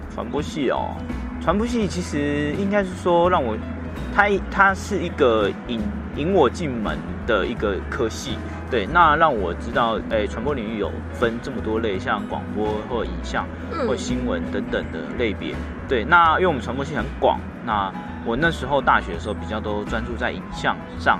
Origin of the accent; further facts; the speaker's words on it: Hualien County, Taiwan; moved away as an adult; now in Taipei, Taiwan; 如果我在花莲